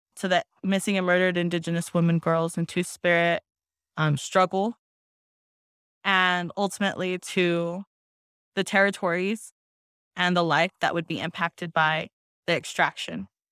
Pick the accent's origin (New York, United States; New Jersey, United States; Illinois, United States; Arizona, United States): Arizona, United States; Black Mesa; I am from the Navajo Nation. Um, I'm Diné. and Mesclero Apache from the Black Mesa region